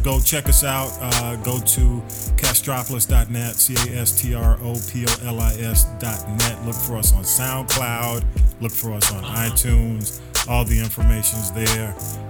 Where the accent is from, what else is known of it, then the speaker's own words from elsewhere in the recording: Georgia, United States; The reason it's called GP3 is we all went to Grove Park, graduated in 1977. I'm from North Avenue, Tut, Charlotte Place, and Rand, Elizabeth Place.